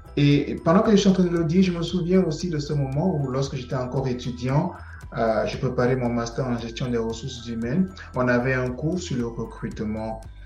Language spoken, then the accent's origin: French; Cameroon; moved away as an adult; now in Canada; Cameroun, mon pays d'origine, qu'au Canada, où euh, je réside actuellement